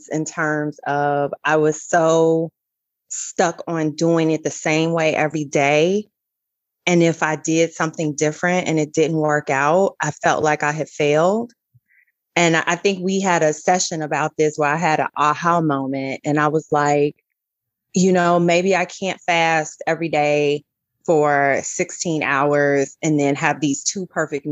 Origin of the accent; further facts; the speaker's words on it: Chicago, Illinois, United States; moved away; I'm from Chicago